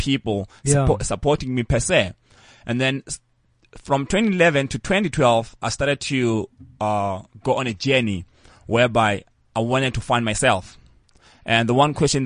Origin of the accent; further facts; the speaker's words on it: Polokwane, Limpopo, South Africa; moved away as an adult; also born or lived in Pretoria; I'm from PLK